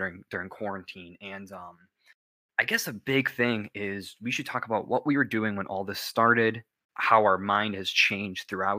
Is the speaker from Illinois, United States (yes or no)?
yes; Illinois, United States; we're from Illinois